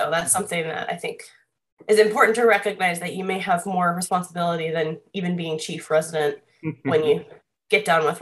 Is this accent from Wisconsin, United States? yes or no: yes; Wisconsin, United States; moved away as an adult; also born or lived in Des Moines, Iowa / Washington, D.C. area; now in San Antonio, United States; I'm originally from Wisconsin